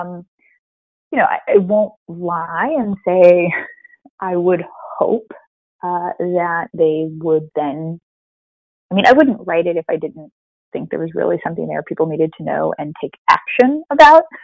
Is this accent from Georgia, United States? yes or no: no; Springfield, Missouri, United States; moved away as an adult; also born or lived in Louisiana; moving to Missouri and Springfield, Missouri